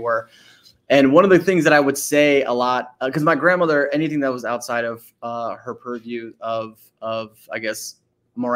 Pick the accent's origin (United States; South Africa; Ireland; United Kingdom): United States; Arlington, Virginia; also born or lived in Washington, District of Columbia, United States / Alexandria, Virginia; I grew up all the way through high school in Northern Virginia. First in the city of Arlington, and then I went to high school in Alexandria